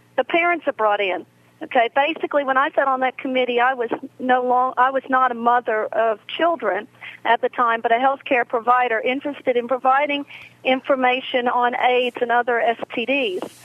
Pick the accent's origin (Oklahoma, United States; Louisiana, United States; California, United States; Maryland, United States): Louisiana, United States; also born or lived in North Carolina; I'm from Louisiana